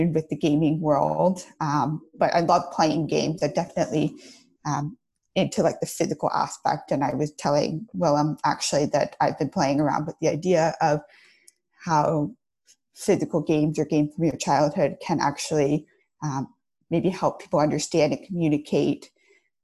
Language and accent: English; outside of Atlanta, Georgia, United States; moved away as an adult; now in Los Angeles, United States; I grew up outside of Atlanta, Georgia